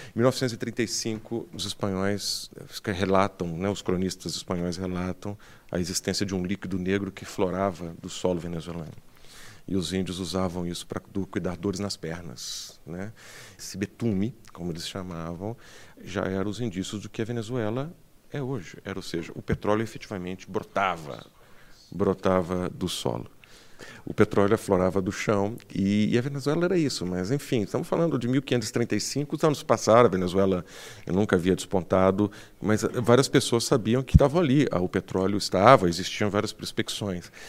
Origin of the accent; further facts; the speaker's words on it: Brazil; Eu sou brasileiro